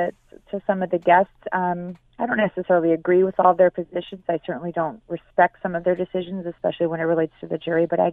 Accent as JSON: {"language": "English", "town": "Chicago", "region": "Illinois", "country": "United States", "tie": "born or raised there", "also_born_or_lived": "San Francisco", "moved": "yes", "said": "I was raised in Chicago"}